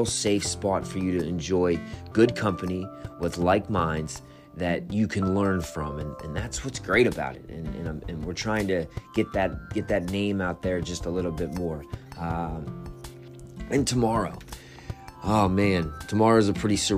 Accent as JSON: {"language": "English", "town": "Wheeling", "region": "West Virginia", "country": "United States", "tie": "born or raised there", "moved": "yes", "lives_now": "Morgantown, United States", "said": "my grandfather raised me, and he had an incredible name in my hometown in Wheeling"}